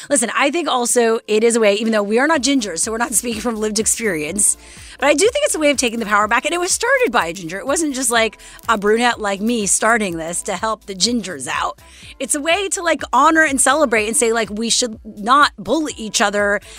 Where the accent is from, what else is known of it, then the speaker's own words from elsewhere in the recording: Montreal, Quebec, Canada; I'm from Montreal.